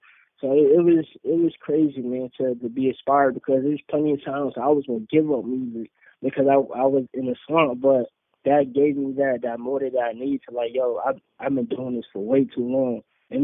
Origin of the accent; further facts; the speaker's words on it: North Carolina, United States; I came all the way from North Carolina to, man, that was just a whole dope experience.